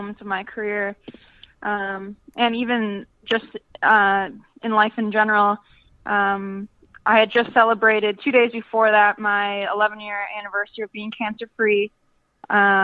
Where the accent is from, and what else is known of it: Appleton, Wisconsin, United States; moved away as an adult; also born or lived in Milwaukee, Wisconsin / Orlando, Florida